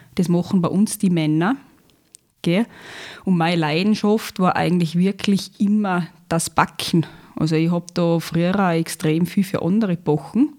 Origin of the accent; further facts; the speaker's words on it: Zurich, Switzerland; moved away as an adult; now in Lungau, Austria; ich bin gebürtige Zürcherin. Mhm. Bin in Zürich geboren, Schulgegangen, aufgewachsen, alles fertig gemacht, die Lehre als Bäckkonditor in Zürich absolviert